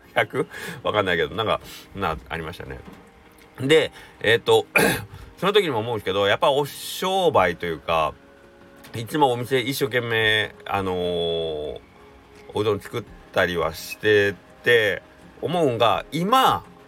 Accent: Takamatsu, Kagawa, Japan; 地元の高松の高松商業っていう野球部

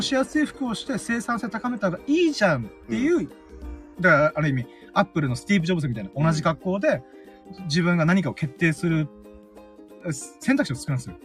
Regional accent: Okinawa, Japan; なんで俺は沖縄に生まれたんだろうなとか思いながら

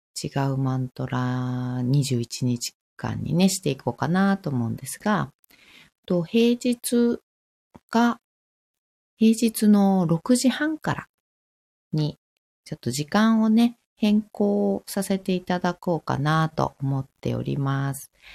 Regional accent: Fukushima, Japan; 私、福島なんですけど

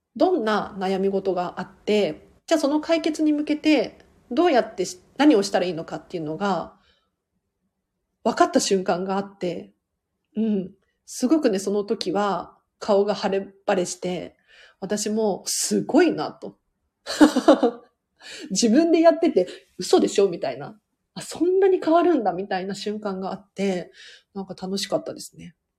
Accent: Tokyo, Japan; 都内から都内なんで

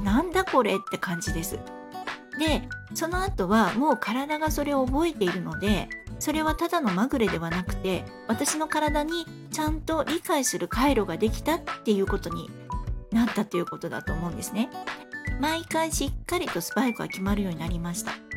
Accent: Fukuoka, Japan; moved away; もともと福岡の出身

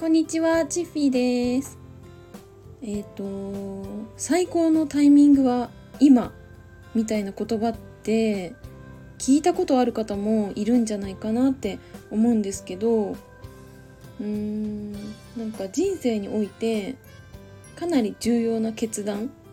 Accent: Saitama, Japan; ちっちゃい時埼玉に住んでた

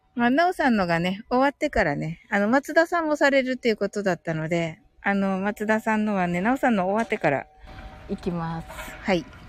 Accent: Kyushu, Japan; 九州人なんでね

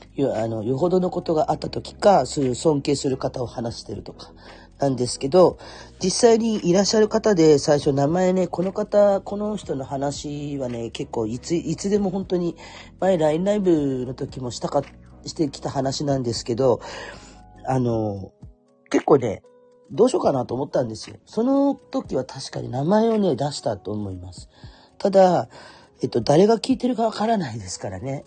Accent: Kurume, Fukuoka, Japan; accent: Kurume dialect; moved away; 生まれも育ちも久留米っ子

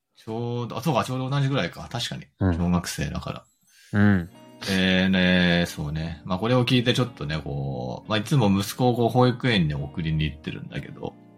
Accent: United States; now in Japan; アメリカ育ちの個人投資家

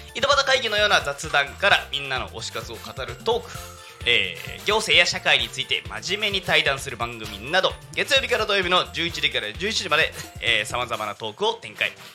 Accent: Yokohama, Kanagawa, Japan; 私生まれ育ち横浜で

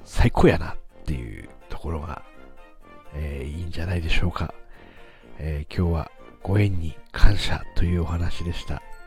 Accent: Aomori, Japan; 自分も青森ですし

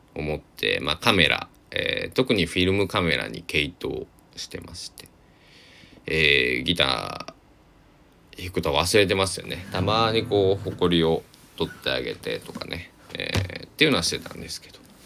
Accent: Susaki, Kochi, Japan; now in Takamatsu, Japan; 僕地元は高知県の須崎市なんですけど

